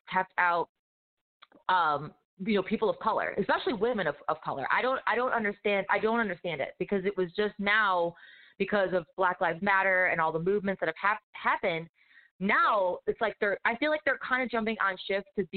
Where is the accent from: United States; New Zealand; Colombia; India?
United States; Detroit, Michigan; moved away as an adult; now in Nashville, United States; I'm from Detroit originally, so I grew up in a very diverse, cultured, multicultural, multi-race, multi-ethnicity, multi-religion